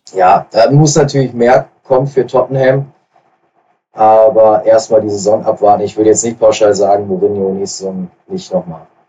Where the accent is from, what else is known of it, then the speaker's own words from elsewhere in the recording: Ruhr area, North Rhine-Westphalia, Germany; bei uns im Westen, ähm, im, im Ruhrgebiet